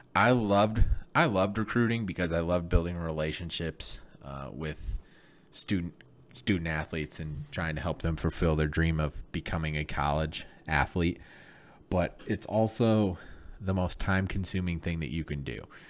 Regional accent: Flint, Michigan, United States; born and raised in Flint, Michigan

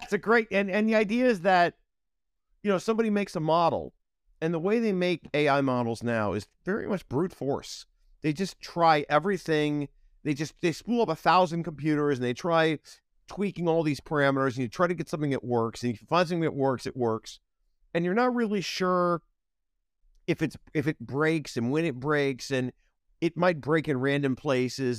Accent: Ohio, United States; moved away as an adult; also born or lived in Chicago / San Francisco; I grew up in Ohio

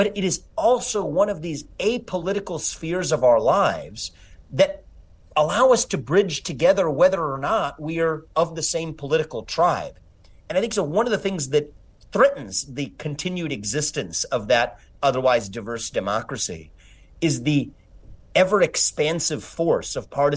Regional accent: Cincinnati, Ohio, United States; also born or lived in Evendale, Ohio; I grew up in Cincinnati as the kid of immigrants.

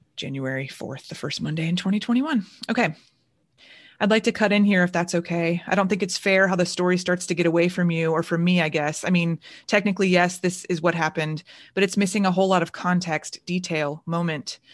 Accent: Orlando, Florida, United States; moved away as an adult; now in Chicago, United States; growing up in Orlando

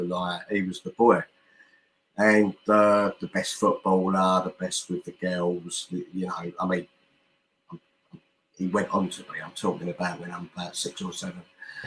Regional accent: Stoke Newington, London, United Kingdom; born there; I was born in Stoke Newington.

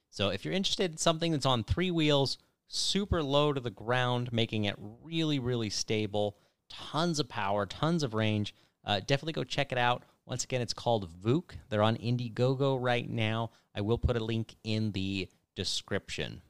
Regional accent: California, United States; born or raised there

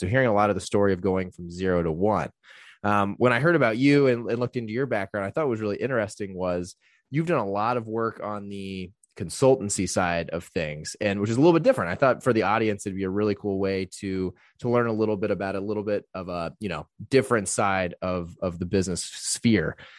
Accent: Santa Barbara, California, United States; I'm actually from Santa Barbara

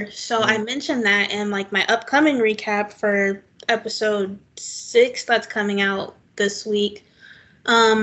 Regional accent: Jacksonville, Florida, United States; And I'm also from the South. I live in Jacksonville, Florida

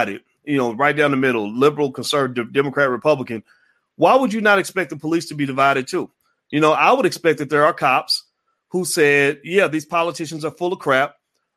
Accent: the South, United States; growing up in the South

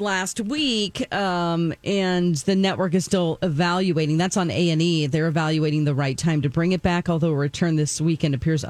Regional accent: Springfield, Missouri, United States; Springfield, Missouri, my hometown

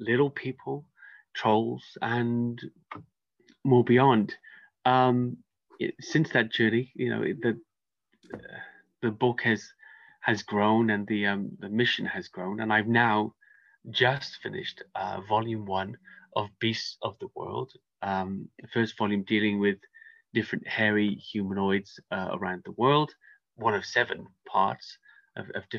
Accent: United Kingdom; I'm a British cryptozoology author, researcher, investigator.

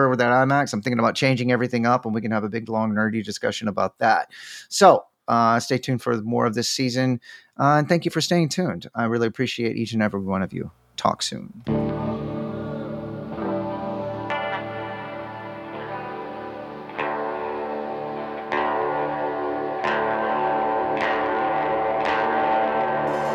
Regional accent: Austin, Texas, United States; I'm from Austin

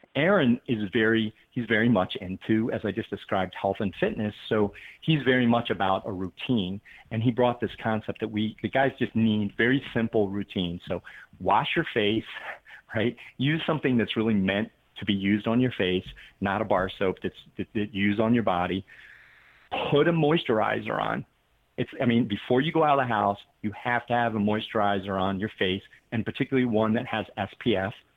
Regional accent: the East, East Coast, United States; moved away; also born or lived in Connecticut; I grew up in the East

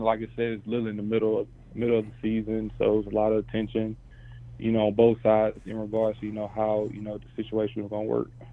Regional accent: South Carolina, United States; I'm from South Carolina

